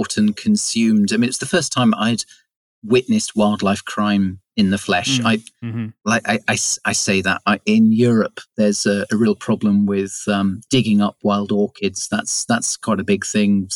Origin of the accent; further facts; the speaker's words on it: West Country, South West England, United Kingdom; moved away as an adult; now in Shetland Islands, United Kingdom; I'm from the West Country, from the south of England, the southwest.